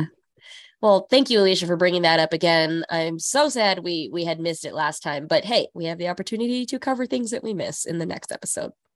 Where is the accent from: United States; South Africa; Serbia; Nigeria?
United States; California; now in New York City, United States; growing up in California